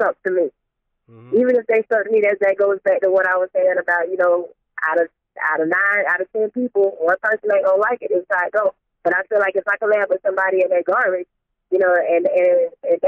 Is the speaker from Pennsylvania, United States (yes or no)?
no; Statesboro, Georgia, United States; also born or lived in Metro Atlanta; Being from Statesboro, you know, it is kind of a college town now. I mean, yeah, staying in Statesboro, where I'm originally from